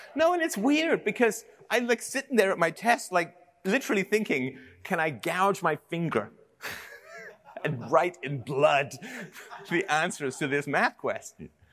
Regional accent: England, United Kingdom; I grew up in England in the seventies

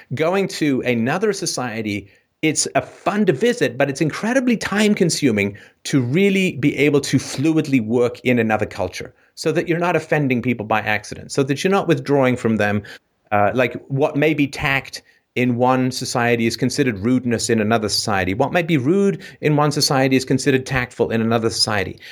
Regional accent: England, United Kingdom; moved away; grew up in a somewhat, somewhat dicey neighborhood in England

